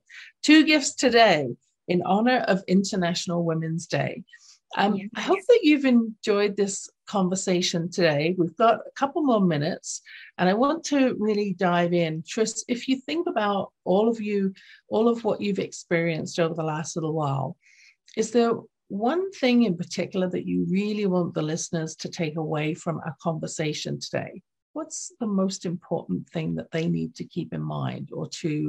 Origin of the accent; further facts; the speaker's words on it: England, United Kingdom; accent: English; when I was reading my own book in my lilting English accent for the audio version